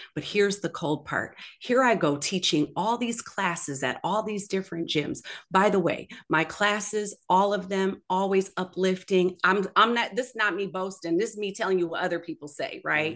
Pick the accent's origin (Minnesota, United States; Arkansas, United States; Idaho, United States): Minnesota, United States; Minneapolis; moved away; I'm originally from Minneapolis, Minnesota